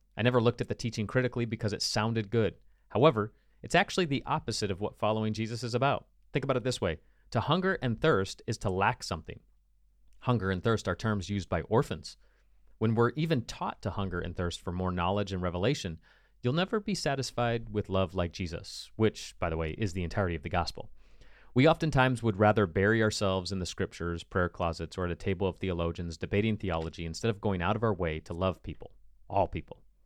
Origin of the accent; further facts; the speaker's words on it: United States; as an American